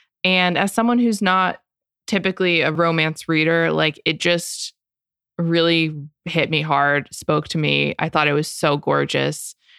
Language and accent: English; Florida, United States; I'm from Florida